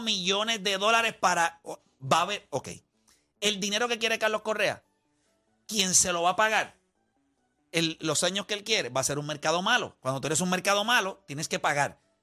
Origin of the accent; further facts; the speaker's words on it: Puerto Rico; somos puertorriqueños